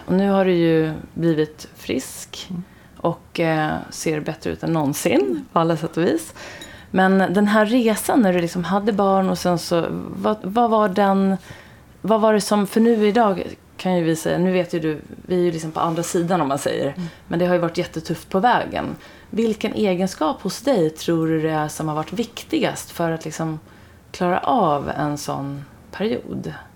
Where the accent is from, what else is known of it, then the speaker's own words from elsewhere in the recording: Sweden; also born or lived in Stockholm; alla vi är ju då svenskar